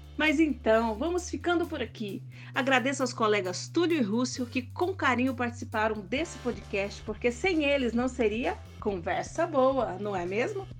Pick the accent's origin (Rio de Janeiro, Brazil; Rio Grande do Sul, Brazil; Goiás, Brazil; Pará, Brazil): Goiás, Brazil; sou goiana